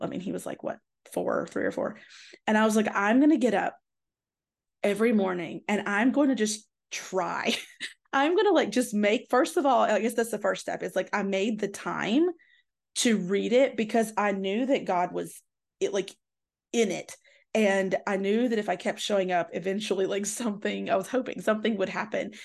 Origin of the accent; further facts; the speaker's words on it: Tennessee, United States; I grew up in the South and in Tennessee